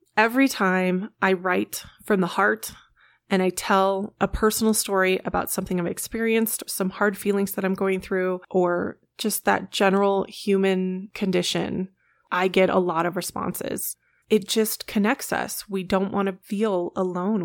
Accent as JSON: {"language": "English", "region": "Colorado", "country": "United States", "tie": "born or raised there", "also_born_or_lived": "Orlando, Florida", "said": "I live in Colorado. I have lived here the majority of my life."}